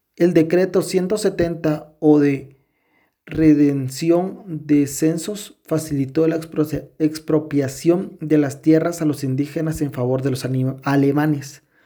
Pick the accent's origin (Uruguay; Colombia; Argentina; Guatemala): Guatemala